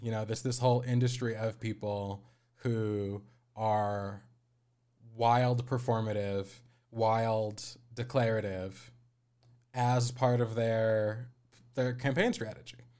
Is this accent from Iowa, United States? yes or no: no; Aurora, Colorado, United States; I'm from Aurora, which is the second, or it's the third most populous, uh, municipality in the state, but it's connected to Denver